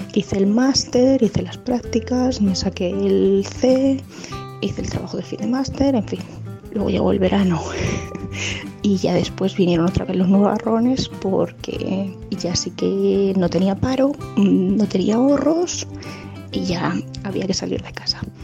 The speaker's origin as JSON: {"language": "Spanish", "town": "Tomelloso", "region": "Castilla-La Mancha", "country": "Spain", "tie": "born or raised there", "also_born_or_lived": "Madrid", "moved": "as an adult", "said": "trabajaba en la radio y en la tele de, de mi pueblo, en Radio Surco y Televisión La Mancha en Tomelloso"}